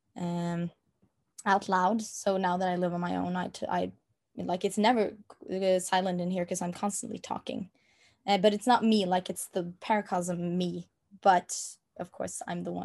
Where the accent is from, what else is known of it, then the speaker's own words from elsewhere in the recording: Norway; first language Norwegian; English is a second language; my native language is Norwegian and that is the only language I speak on a day-to-day basis